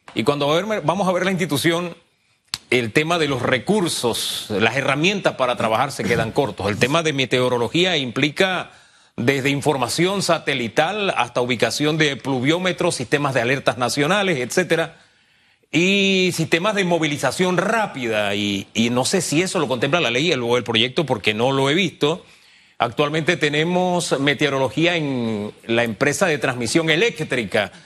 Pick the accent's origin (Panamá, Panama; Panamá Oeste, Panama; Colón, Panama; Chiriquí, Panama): Chiriquí, Panama; moved away; esa es mi tierra